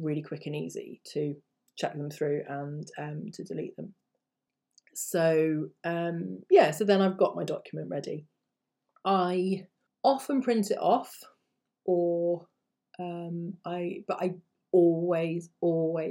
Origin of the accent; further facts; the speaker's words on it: England, United Kingdom; I'm just an English person who's learned those languages